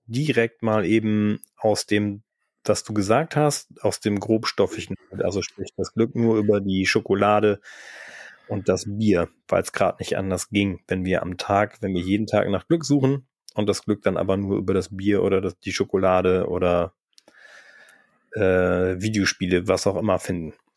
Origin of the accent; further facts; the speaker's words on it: Northern Germany, Germany; wir sind eigentlich beide Norddeutsche